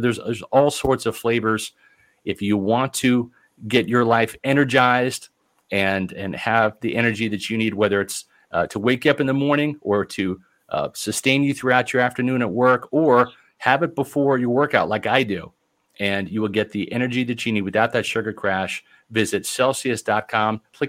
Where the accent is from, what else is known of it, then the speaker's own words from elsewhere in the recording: Overland Park, Kansas, United States; now in Tampa, United States; I'm from Kansas City, and I grew up in Overland Park, Kansas.